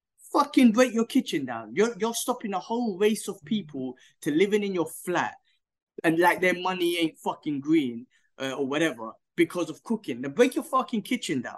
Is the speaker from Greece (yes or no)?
no; United Kingdom; moved away; I'm British